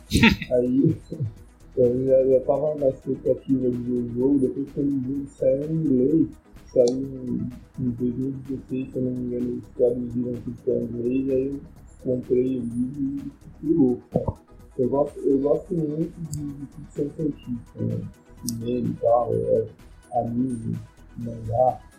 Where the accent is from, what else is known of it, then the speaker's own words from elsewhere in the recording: Santos, São Paulo, Brazil; eu sou de Santos